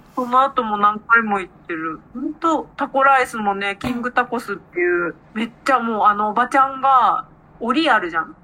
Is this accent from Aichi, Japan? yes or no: yes; Aichi, Japan; accent: Nagoya dialect; 私は愛知なんでどちらかというと名古屋弁は使う方ですね